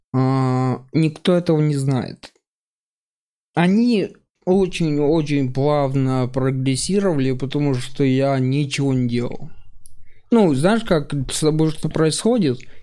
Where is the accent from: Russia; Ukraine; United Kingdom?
Ukraine; Mykolaiv, Mykolaiv Oblast; я жил в Николаеве, э, вырос и жил долго